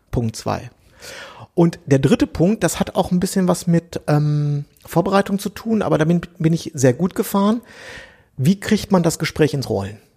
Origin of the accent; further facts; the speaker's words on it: Berlin, Germany; äh, das wisst ihr ja, ich komme aus Berlin, ich wohne hier in Friedrichshain, ich wohne hier schon so und so lange